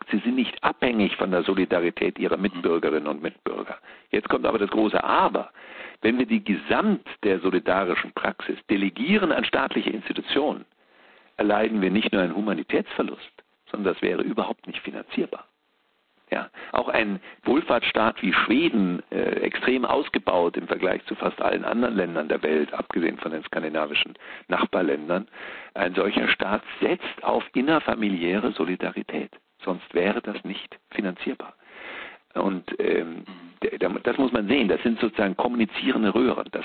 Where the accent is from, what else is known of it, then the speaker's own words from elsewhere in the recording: Bavaria, Germany; Es war eine Art preußische Hegemonie, sage ich mal, als Bayer